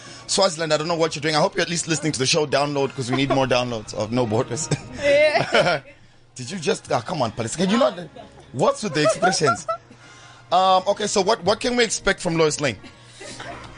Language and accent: English; Zimbabwe; moved away; I'm from Zimbabwe